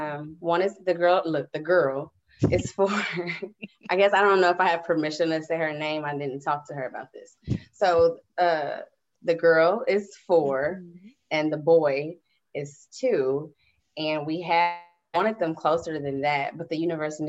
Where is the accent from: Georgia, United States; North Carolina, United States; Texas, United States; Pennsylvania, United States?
Texas, United States; Houston; also born or lived in Decatur, Illinois; I was born in Decatur, Illinois. Grew up Houston, and I've lived in a lot of places, y'all.